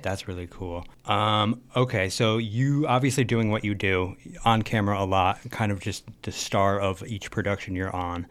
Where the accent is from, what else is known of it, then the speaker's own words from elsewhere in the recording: Canton, Connecticut, United States; I'm from Canton, Connecticut